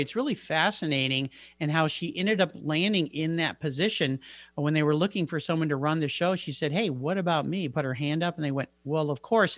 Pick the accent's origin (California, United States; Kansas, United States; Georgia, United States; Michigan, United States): California, United States; San Diego; my hometown, I grew up in San Diego